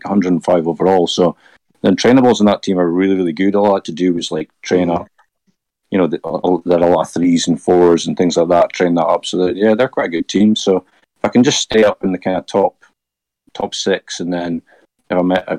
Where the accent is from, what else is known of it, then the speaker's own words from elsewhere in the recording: Aberdeen, Scotland, United Kingdom; I am from Aberdeen, so you're still wanted here.